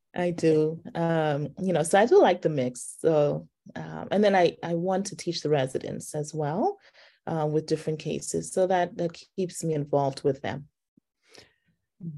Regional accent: Nassau, New Providence, Bahamas; moved away as an adult; also born or lived in Baltimore / Southern California / Washington, D.C. / Cleveland; now in Atlanta, United States; I grew up in the islands of the Bahamas. I'm originally from Nassau

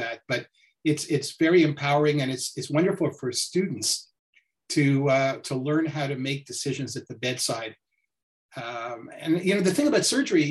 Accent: Montreal, Quebec, Canada; also born or lived in Ohio; I grew up in Montreal, and so I've come back home to practice

